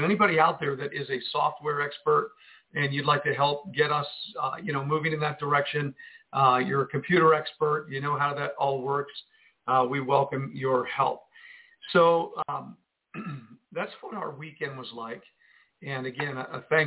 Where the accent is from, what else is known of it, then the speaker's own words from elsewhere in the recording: Jersey City, New Jersey, United States; I come from Jersey City